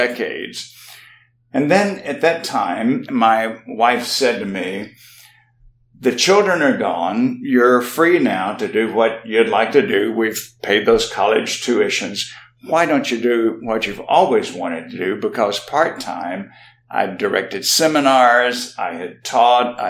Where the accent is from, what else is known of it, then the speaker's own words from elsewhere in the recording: South Mississippi, United States; I grew up in South Mississippi, as did my wife